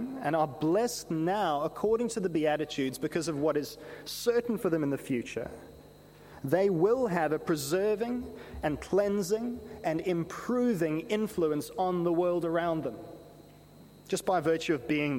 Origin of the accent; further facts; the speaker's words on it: South Africa; Growing up in South Africa